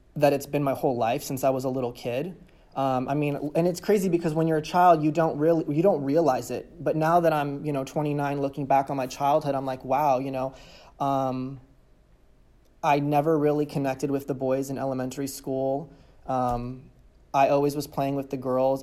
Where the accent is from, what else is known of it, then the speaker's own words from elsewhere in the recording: California, United States; I was born and raised in California